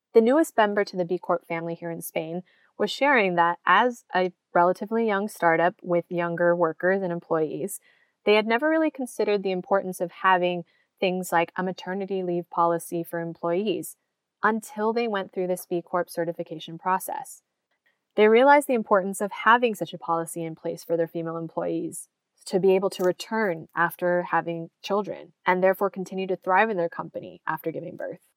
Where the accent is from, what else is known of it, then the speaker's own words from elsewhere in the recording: United States; in the US, my home country